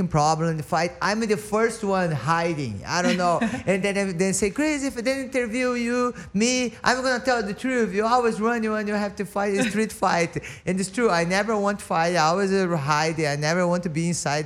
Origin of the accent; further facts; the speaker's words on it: Brazil; English is a second language; moved away as an adult; now in United States; when I live in Brazil